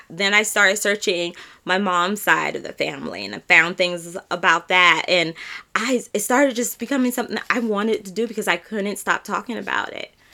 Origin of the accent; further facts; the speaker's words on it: San Diego, California, United States; now in Camden County, Georgia, United States; I am from San Diego, California, but right now I reside in Georgia